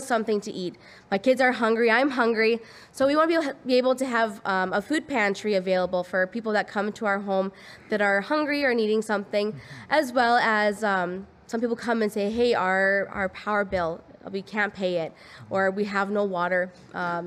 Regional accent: United States; now in Pembroke, Canada; I'm American

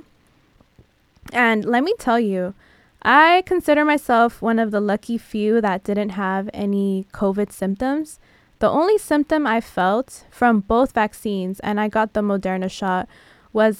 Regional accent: San Diego, California, United States; now in Los Angeles, United States; I'm from San Diego

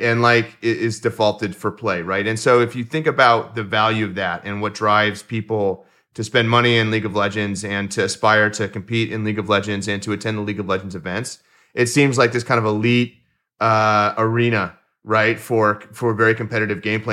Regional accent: Houston, Texas, United States; also born or lived in Austin, Texas; I grew up in Houston, which is hotter. than Austin

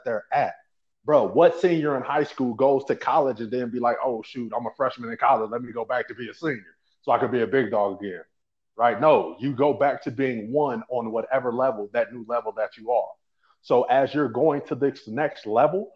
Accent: St. Louis, Missouri, United States; I'm from the St. Louis area originally

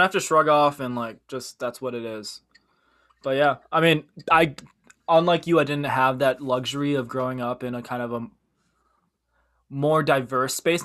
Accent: Midwest, United States; also born or lived in Korea; We were raised by white parents, and we grew up in the Midwest, which is predominantly white

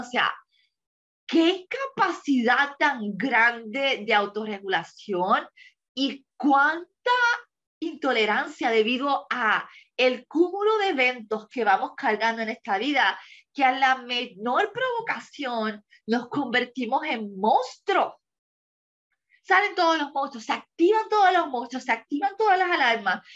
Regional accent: Puerto Rico; moved away as an adult; mi país, Puerto Rico, porque es la cultura que conozco y la que dejé hace seis años atrás

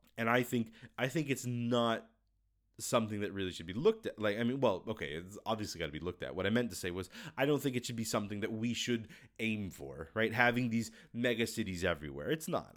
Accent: United States; moved away as an adult; now in Russia; I'm American

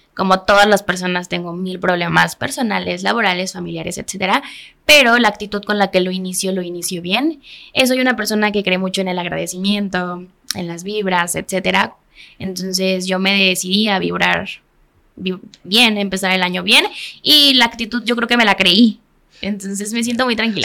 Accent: Cuernavaca, Morelos, Mexico; Cuernavaca, que es de donde soy originaria

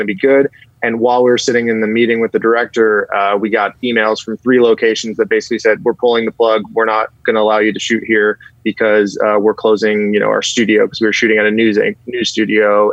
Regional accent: San Francisco, California, United States; moved away as an adult; also born or lived in Covina / North Hollywood / Woodland Hills / Agoura Hills; now in Los Angeles, United States; I was born and raised in the Bay Area

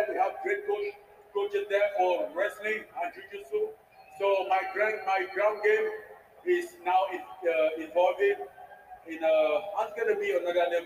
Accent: Cameroon; moved away; my friends all around the world, you know, basically in Cameroon, my home country.

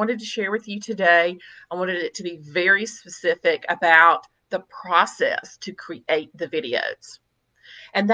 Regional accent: Mississippi, United States; I was born and raised in Mississippi and I still live here.

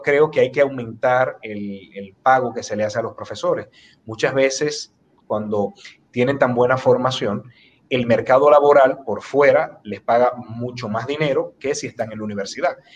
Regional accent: Dominican Republic

